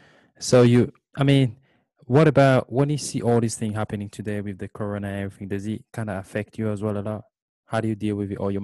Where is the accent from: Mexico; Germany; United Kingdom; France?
France; first language French; English is a second language; I'm French as well, by the way. It's my first language.